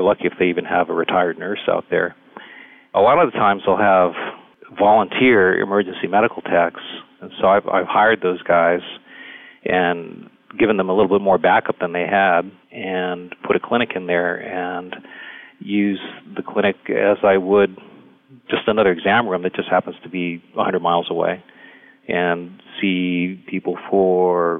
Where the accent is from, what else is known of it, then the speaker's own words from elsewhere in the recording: Hawaii, United States; moved away as an adult; also born or lived in California / Texas; now in West Texas, United States; I grew up in Hawaii, actually, and did medical school there